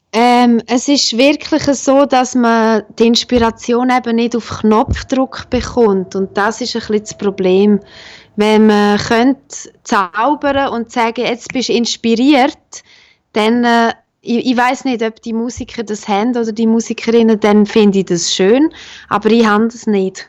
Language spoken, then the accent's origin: German; La Punt Chamues-ch, Graubünden, Switzerland; accent: Bündner; moved away; also born or lived in Bern; Ich komme ja ursprünglich aus La Ponte Chamouest, aus einem kleinen 700 Einwohner Seelendorf